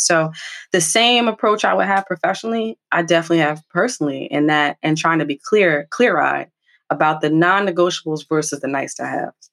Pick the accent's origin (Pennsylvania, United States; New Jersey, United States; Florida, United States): New Jersey, United States; a Jersey girl, born and bred through and through